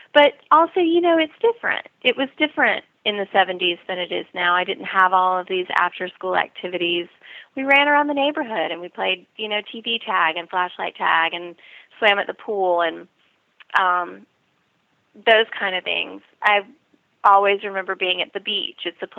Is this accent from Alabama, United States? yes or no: no; North Carolina, United States; Well, I still consider North Carolina my home. And I do still live there for part of the year